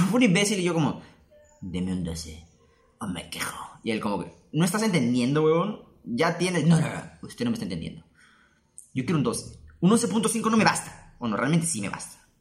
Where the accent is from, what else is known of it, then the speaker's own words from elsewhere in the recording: Peru; y yo, como buen peruano.